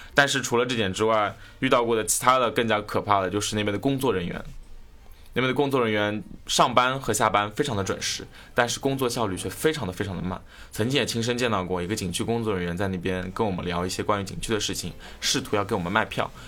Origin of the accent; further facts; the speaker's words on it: China; 如果他们猜不出来我是中国的话，好歹会猜个亚洲的